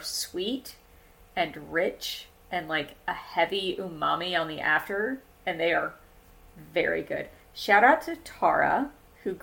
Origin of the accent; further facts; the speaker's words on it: the South, United States; growing up in the South